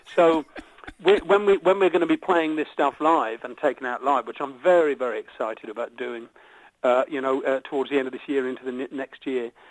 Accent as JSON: {"language": "English", "country": "United Kingdom", "tie": "born or raised there", "said": "the stuff that we've grown up with here is sort of classic British pop"}